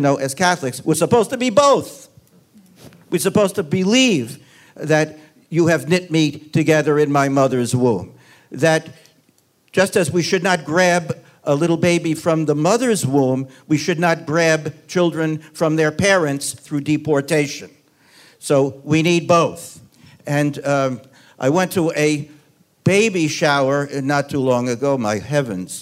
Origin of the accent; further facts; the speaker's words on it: Long Island, New York, United States; I grew up in Long Island, New York, 10 miles from where you grew up